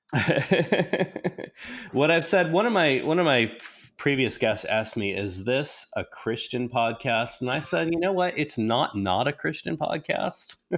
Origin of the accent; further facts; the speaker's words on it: New England, United States; also born or lived in Oklahoma; now in Wisconsin, United States; I was, um, born in New England